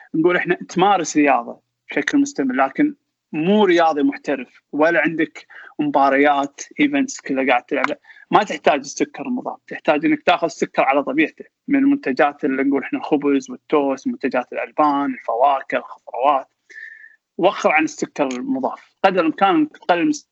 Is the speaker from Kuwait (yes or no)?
yes; Kuwait; also born or lived in England; احنا الكويتيين